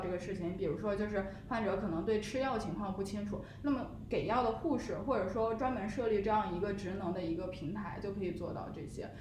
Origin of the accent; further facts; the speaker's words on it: Beijing, China; 我自己作为北京人其实是有就是家庭医生的